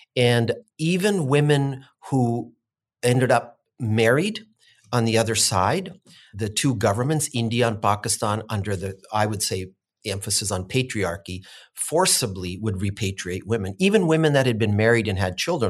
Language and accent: English; Williams Lake, British Columbia, Canada; being able to be born here and raised here